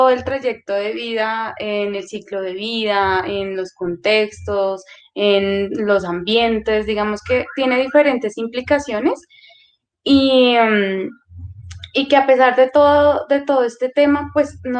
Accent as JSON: {"language": "Spanish", "region": "Putumayo", "country": "Colombia", "also_born_or_lived": "Caldas", "moved": "yes", "lives_now": "Bogotá, Colombia", "said": "soy originaria del departamento del Putumayo. Eh, también hago parte de la comunidad indígena Kamsa Villa del Putumayo."}